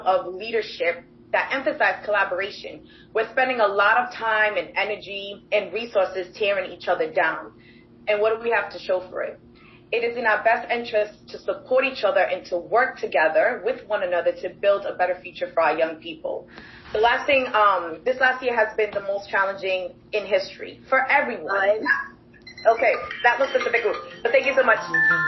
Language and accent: English; Providence, Rhode Island, United States; I grew up in Providence, and I attended and graduated from Classical High School